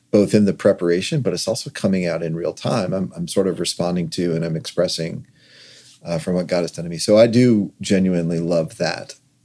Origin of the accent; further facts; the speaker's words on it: Virginia, United States; moved away as an adult; also born or lived in Georgia; I went to college at University of Georgia, which was out of state for me. I grew up in Virginia.